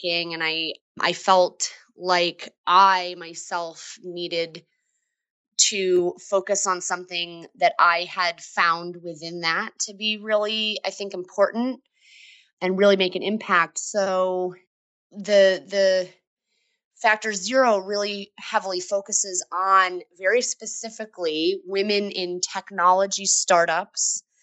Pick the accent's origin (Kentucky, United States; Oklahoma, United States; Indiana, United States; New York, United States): New York, United States; upstate; moved away as an adult; also born or lived in Boston; we moved from Boston to New York, upstate New York, where I'm originally from.